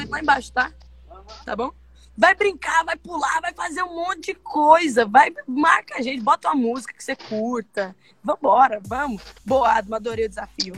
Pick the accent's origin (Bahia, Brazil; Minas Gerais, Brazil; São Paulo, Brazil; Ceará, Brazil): Minas Gerais, Brazil; accent: mineiro; Eu sou mineira, né? Dá pra perceber pelo sotaque